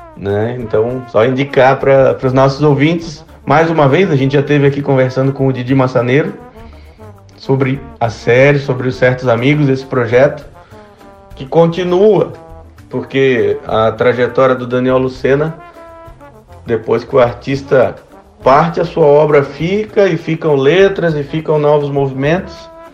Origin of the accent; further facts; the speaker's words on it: Santa Catarina, Brazil; nos contagiam aqui como catarinenses, como brasileiros